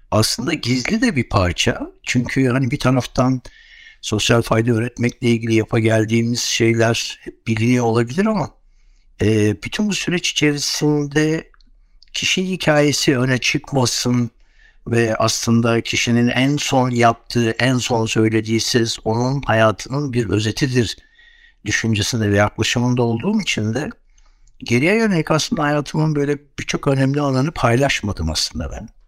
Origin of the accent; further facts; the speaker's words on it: Istanbul, Turkey; ve aslında ben tabii İstanbulluyum. İstanbul'da büyüdüm. Bütün çocukluğum İstanbul'da geçti.